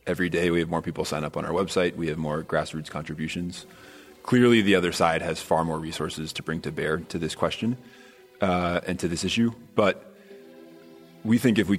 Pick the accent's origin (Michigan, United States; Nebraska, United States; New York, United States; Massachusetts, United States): Massachusetts, United States; Brookline; co-chair of No Boston Olympics, born and raised in Brookline, still live in Brookline Village.